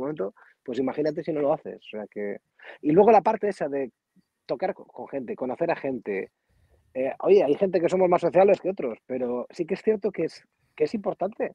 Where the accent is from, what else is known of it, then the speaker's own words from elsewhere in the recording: Hinojedo, Cantabria, Spain; cuando pasa por cerca de Hinojedo, eh, se salta a mi pueblo